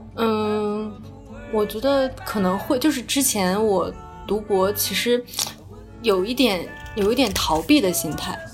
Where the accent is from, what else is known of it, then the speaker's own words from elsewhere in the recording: Yantai, Shandong, China; moved away as an adult; 我小时候就是我从十八岁上大学之前就一直在，呃，在烟台